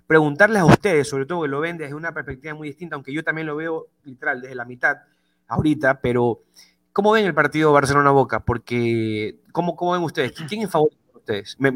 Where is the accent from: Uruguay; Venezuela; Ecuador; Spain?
Ecuador; Eh, yo soy ecuatoriano, ¿ok? Por ende, yo siempre voy a defender a los equipos de mi país cuando están internacionalmente compitiendo.